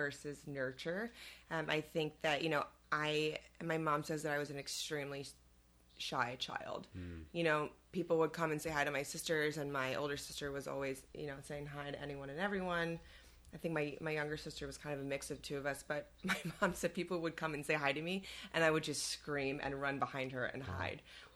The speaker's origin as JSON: {"language": "English", "town": "Elgin", "region": "Illinois", "country": "United States", "tie": "born or raised there", "said": "I grew up in Elgin"}